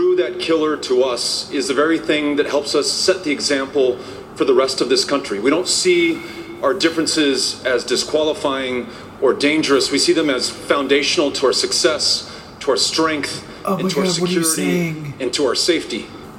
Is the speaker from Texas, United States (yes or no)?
yes; El Paso, Texas, United States; my hometown of El Paso, Texas.